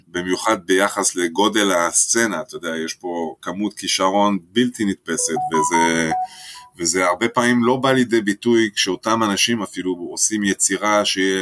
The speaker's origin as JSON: {"language": "Hebrew", "country": "France", "moved": "yes", "lives_now": "Israel", "said": "אני במקור צרפתי"}